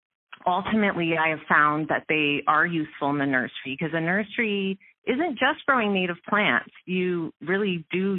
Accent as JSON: {"language": "English", "region": "Ontario", "country": "Canada", "tie": "born or raised there", "also_born_or_lived": "Welland, Ontario / Aurora, Ontario", "moved": "as an adult", "lives_now": "Vancouver Island, Canada", "said": "So I am actually originally from Ontario. I was born in Welland, and I spent a lot of time as a child in Welland"}